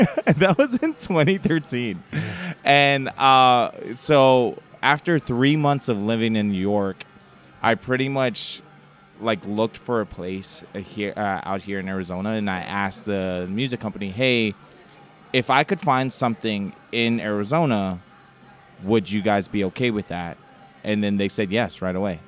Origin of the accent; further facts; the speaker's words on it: Samoa; moved away; growing up, uh, in the islands